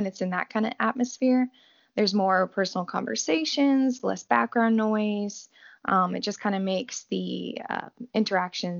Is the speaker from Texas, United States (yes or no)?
yes; New Braunfels, Texas, United States; I am from New Braunfels, Texas